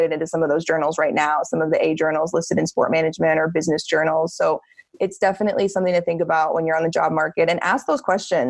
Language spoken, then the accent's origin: English; New Jersey, United States; moved away as an adult; also born or lived in Florida / Colorado; I am from New Jersey originally